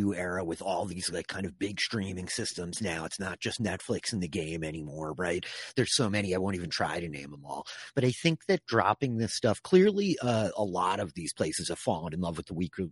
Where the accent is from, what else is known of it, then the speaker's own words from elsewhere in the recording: Long Island, New York, United States; I'm from Long Island, you know. I was born on the sand dunes of downstate New York